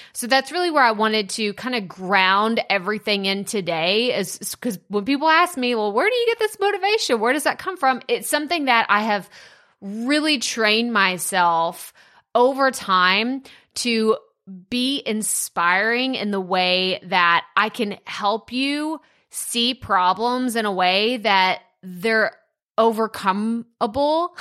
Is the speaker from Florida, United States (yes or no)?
no; Athens, Texas, United States; moved away; Athens, Texas, this is where I was born and raised